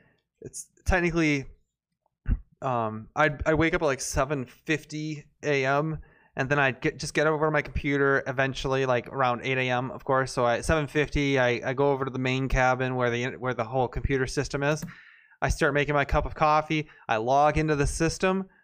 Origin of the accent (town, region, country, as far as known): United States